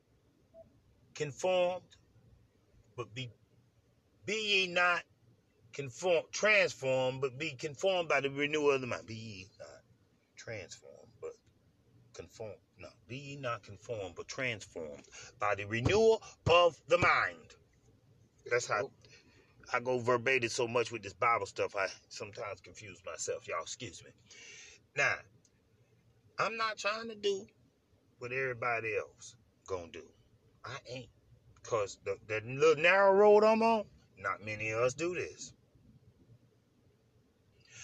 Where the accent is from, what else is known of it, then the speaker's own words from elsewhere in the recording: United States; growing up in America being black